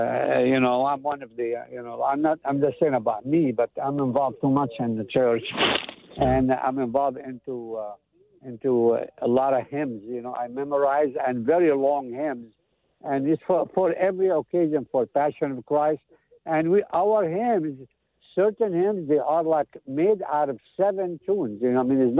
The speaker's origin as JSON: {"language": "English", "town": "Jerusalem", "region": "Jerusalem District", "country": "Israel", "tie": "born there", "also_born_or_lived": "Lebanon", "said": "I consider myself Aramean. I grew up Catholic. I went to seminary for 5 years in Lebanon. I was born in Jerusalem, and I had my first communion in Bethlehem"}